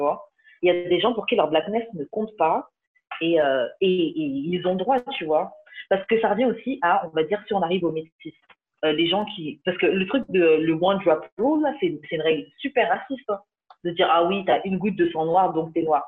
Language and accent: French; France; Papa, maman martiniquais, mais j'ai grandi en France